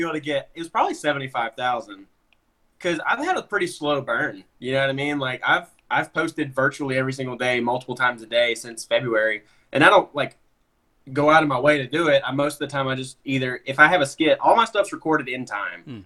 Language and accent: English; Alabama, United States; I grew up in Alabama